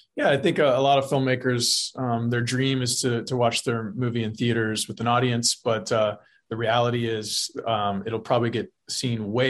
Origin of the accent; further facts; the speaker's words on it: South Texas, United States; grew up in South Texas. I've lived in Texas. I still live here